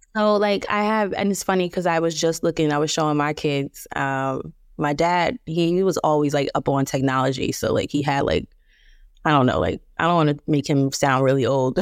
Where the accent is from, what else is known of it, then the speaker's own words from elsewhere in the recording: Plainfield, New Jersey, United States; I'm from New Jersey, uh, Plainfield, New Jersey, to be exact.